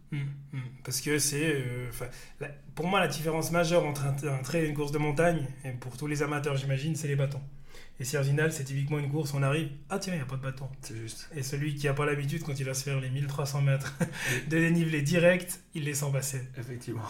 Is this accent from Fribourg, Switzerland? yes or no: yes; Fribourg, Switzerland; je suis fribourgeois